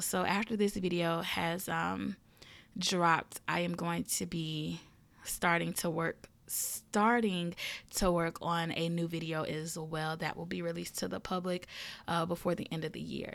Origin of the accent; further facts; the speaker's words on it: the South, United States; I am a Southern girl and I am from the South. Um, born and raised, still here